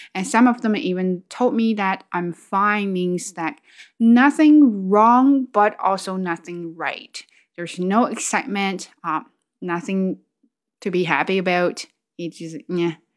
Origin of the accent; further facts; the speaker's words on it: China; English is a second language; moved away as an adult; now in Canada; I was in China, but came here